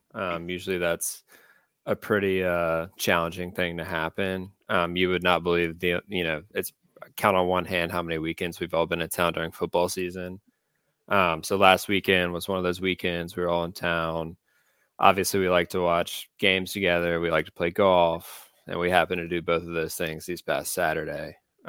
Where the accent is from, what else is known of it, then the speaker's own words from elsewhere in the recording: Birmingham, Alabama, United States; also born or lived in Austin, Texas; I'm from right here in beautiful Birmingham, Alabama. Obviously knew all you guys growing up, I guess from middle school and on. Went to Vestavia. I reside now in Cahaba Heights. I actually have lived outside of the state of Alabama, though. I lived in Austin, Texas for 1 year